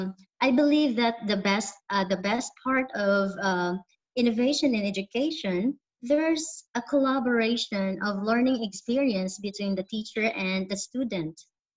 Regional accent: Botolan, Central Luzon, Philippines; moved away as an adult; now in Japan; I came from Botolan, Zambales, Philippines, but I live now in Japan for 12 years now.

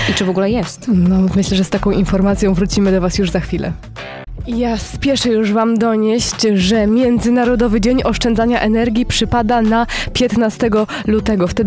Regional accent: Poznań, Greater Poland, Poland; jestem rodowitą poznanianką

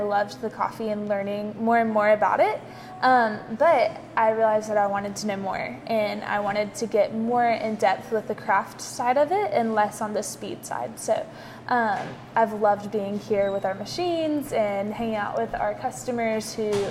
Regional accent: Powdersville, South Carolina, United States; I actually grew up in Powdersville. So really the Easley area.

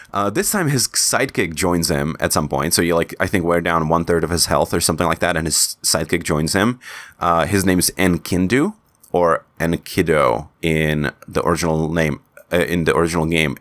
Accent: Czechia; accent: Czech; first language Czech; English is a second language; in Czech in my, in my native language

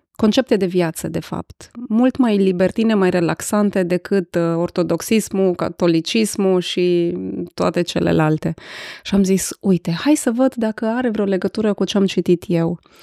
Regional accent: Arad, Arad County, Romania; sunt născută și crescută în Arad

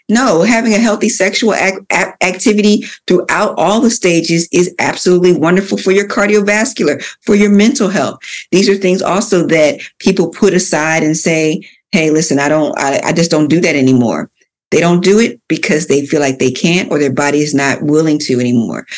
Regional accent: Philadelphia, Pennsylvania, United States; I grew up in Philadelphia. I'm a born and raised Philadelphia girl

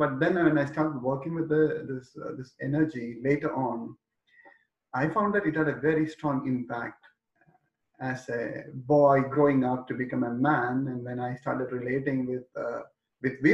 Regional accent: India; Growing up in India

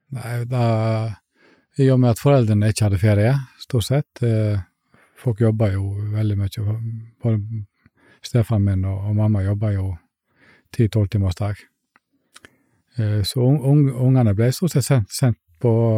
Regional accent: Iceland; now in Fitjar, Norway; Jeg er egentlig en som vokste opp på en liten plass på Island

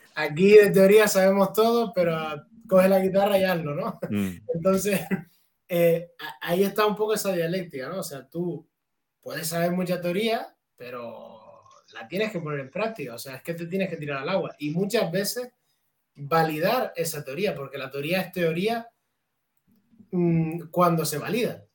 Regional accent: Canary Islands, Spain; mi pueblo, allí en Canarias.

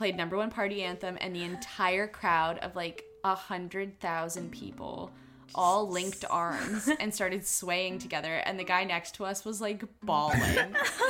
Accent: Canada; they were like, what accent is that? And we were like, we're Canadian.

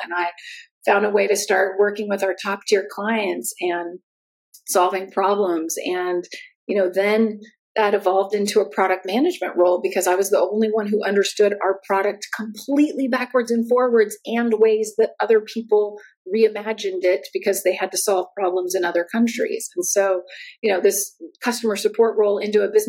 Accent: United States; moved away as an adult; also born or lived in Santa Barbara, California; now in Germany; I'm American, and I now live in Germany.

